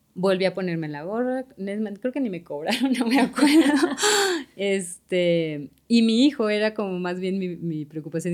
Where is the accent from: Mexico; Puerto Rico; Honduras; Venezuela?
Mexico; Mexico City; moved away as an adult; also born or lived in Monterrey; now in Guadalajara, Mexico; soy de Ciudad de México y tengo aquí en Guadalajara